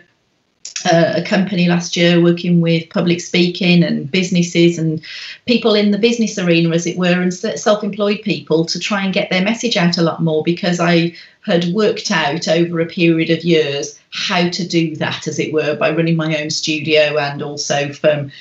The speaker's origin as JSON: {"language": "English", "town": "Birmingham", "region": "West Midlands", "country": "United Kingdom", "tie": "born or raised there", "moved": "as an adult", "lives_now": "Wales, United Kingdom", "said": "I live in Wales in the UK. And I was born in Birmingham in England."}